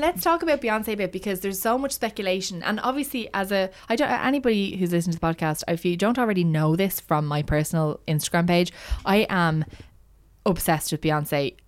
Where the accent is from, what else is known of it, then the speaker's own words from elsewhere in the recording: Ireland; I am Irish